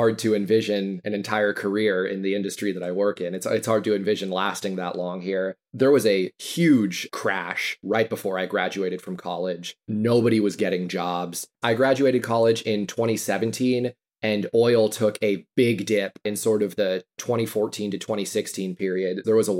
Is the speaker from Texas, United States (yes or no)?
yes; Houston, Texas, United States; also born or lived in Austin, Texas; I'm from Houston. You know, it's kind of the hometown industry. Seems like it's what everybody does here.